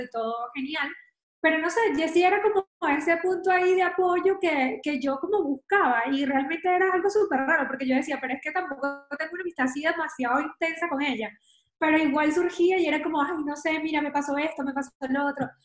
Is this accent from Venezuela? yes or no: yes; Venezuela; moved away as an adult; now in Madrid, Spain; vivo en Madrid, soy venezolana, llevo unos cuantos años por acá